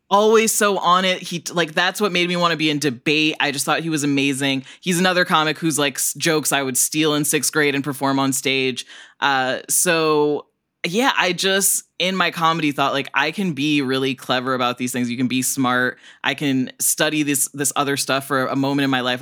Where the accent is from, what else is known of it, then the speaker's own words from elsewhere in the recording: Northern Illinois, United States; I grew up in Northern Illinois where there's so many Swedish people